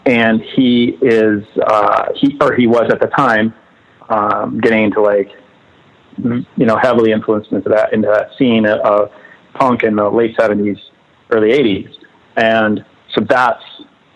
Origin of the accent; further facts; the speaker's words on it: Northfield, Minnesota, United States; also born or lived in Southern California; I was born in southern Minnesota in a town called Northfield. We lived in the country